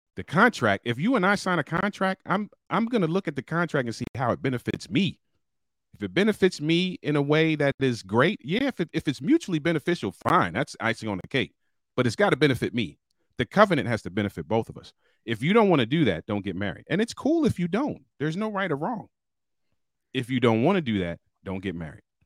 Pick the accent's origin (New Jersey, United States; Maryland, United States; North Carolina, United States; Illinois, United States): Maryland, United States; Baltimore; I'm a city kid, born and raised in Baltimore, Maryland